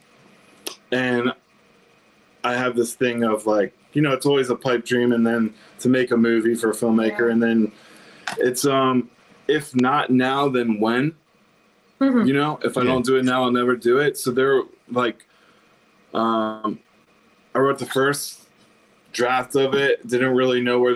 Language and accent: English; Pikesville, Maryland, United States; moved away as an adult; also born or lived in Ellicott City; now in Nashville, United States; we grew up in Pikesville.